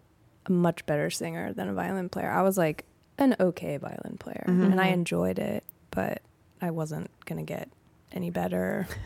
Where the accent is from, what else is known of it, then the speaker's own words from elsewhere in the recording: California, United States; In the Bay Area, California.